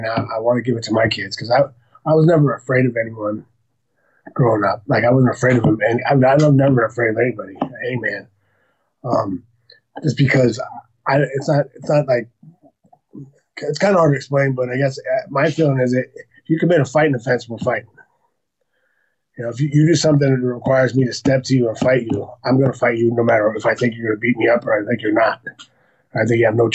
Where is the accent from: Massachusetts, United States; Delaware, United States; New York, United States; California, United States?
California, United States; Santa Barbara; now in Calabasas, United States; Born and raised in Santa Barbara.